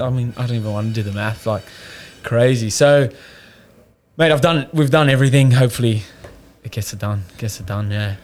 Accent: Cape Town, Western Cape, South Africa; moved away as an adult; now in Australia; I don't know if you can hear by the accent. I'm South African. I come over here about five years ago. Um, born in Cape Town, so it's like the southern part of of of South Africa. Um, yeah, no, pretty normal upbringing

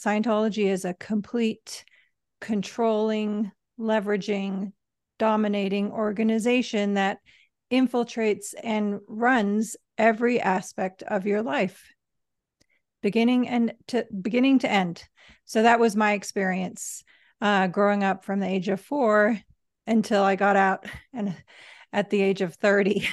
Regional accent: Manchester, North West England, United Kingdom; I was born in England, uh, Manchester

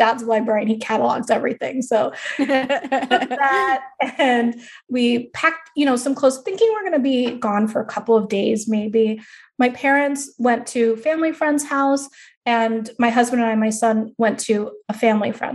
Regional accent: Long Island, New York, United States; also born or lived in Queens; I grew up in Long Island

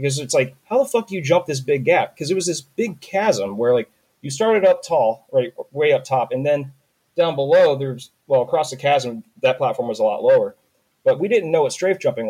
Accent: North Carolina, United States; I'm from North Carolina

